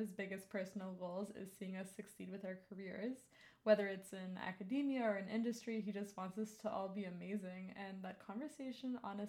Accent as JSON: {"language": "English", "country": "Canada", "tie": "born or raised there", "said": "Like the fact that we grew up here and never even had to think about what they were thinking of at our age is the biggest privilege. And it makes me love Canada quite a bit."}